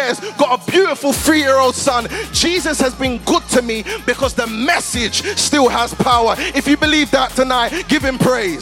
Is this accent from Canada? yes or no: no; London, United Kingdom; I grew up in Southeast London in a place called Peckham